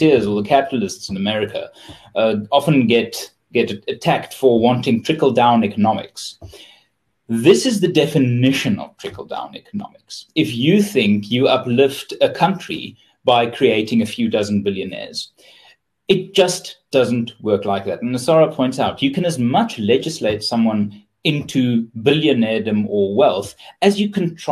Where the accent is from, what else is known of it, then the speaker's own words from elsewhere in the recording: Pretoria, Gauteng, South Africa; I'm from Pretoria.